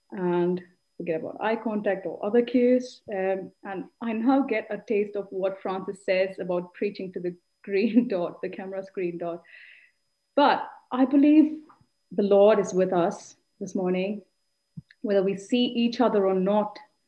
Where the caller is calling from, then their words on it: Eindhoven, North Brabant, Netherlands; I'm speaking from Eindhoven.